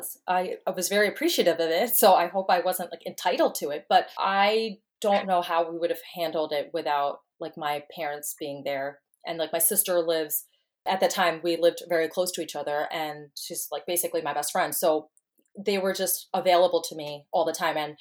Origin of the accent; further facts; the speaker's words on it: New York, United States; moved away as an adult; now in Texas, United States; I'm originally from New York, and I moved to Texas about, I guess, like 8 months ago